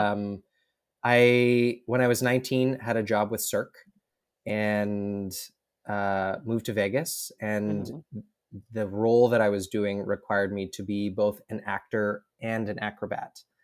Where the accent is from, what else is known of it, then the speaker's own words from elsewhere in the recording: Edmonton, Alberta, Canada; I grew up in Edmonton, Alberta, um, which is prairies, think Midwest America.